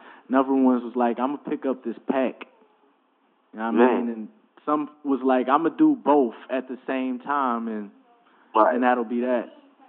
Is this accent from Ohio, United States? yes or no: yes; Ohio, United States; also born or lived in DMV / upstate New York / Texas; it's weird to say I'm from Ohio, because I moved around way too much. I lived in the DMV and upstate New York, Texas a lot of the time. I went to school down there